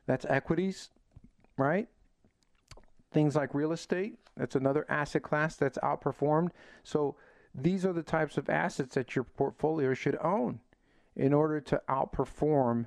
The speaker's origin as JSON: {"language": "English", "town": "Chicago", "region": "Illinois", "country": "United States", "said": "I'm from Chicago"}